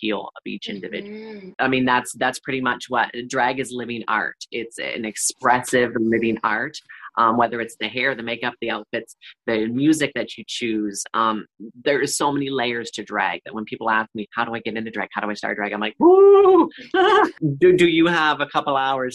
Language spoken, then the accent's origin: English; Perth-Andover, New Brunswick, Canada; I'm born and raised in Perth, Andover, New Brunswick, a small rural area